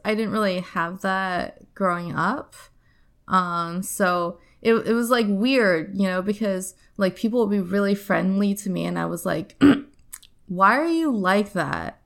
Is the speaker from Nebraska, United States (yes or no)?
yes; Nebraska, United States; also born or lived in Ohio / China; I lived there from, like, eight to eighteen